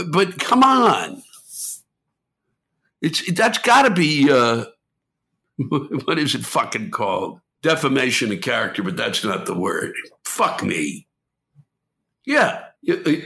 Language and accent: English; United States; I was born and raised in Washington